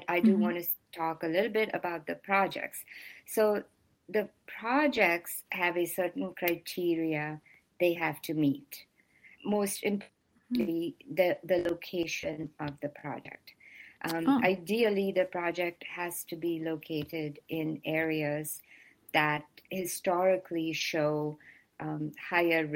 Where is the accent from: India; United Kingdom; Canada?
India; now in United States; I am originally from India